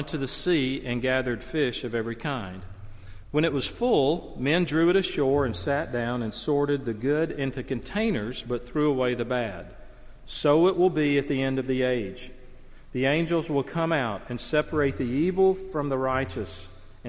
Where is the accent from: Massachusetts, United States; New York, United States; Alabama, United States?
Alabama, United States; I grew up in the Deep South in small Alabama town